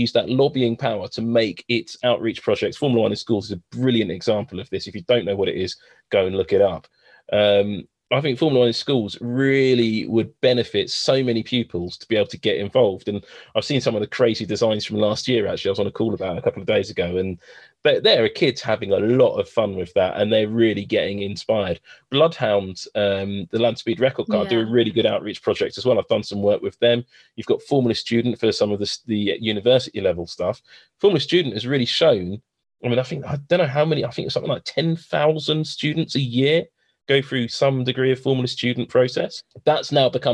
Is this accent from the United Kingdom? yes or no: yes; London, United Kingdom; Southeast London, if you try and said that where I grew up